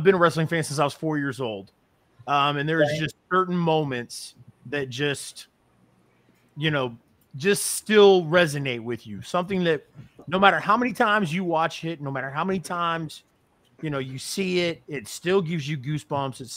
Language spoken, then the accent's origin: English; Missouri, United States; we're from Missouri. Yeah, we're from Missouri